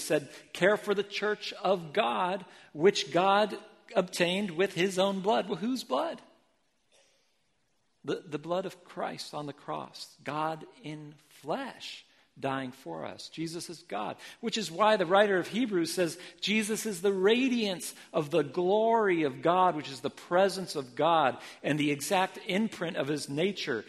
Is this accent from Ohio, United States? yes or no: yes; Ohio, United States; moved away as an adult; also born or lived in Philippines; now in Portland, United States; I was raised in Ohio